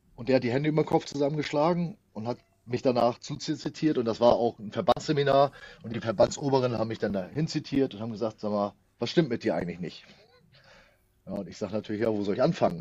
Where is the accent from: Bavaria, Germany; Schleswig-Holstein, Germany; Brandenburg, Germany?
Schleswig-Holstein, Germany; bei uns in Schleswig-Holstein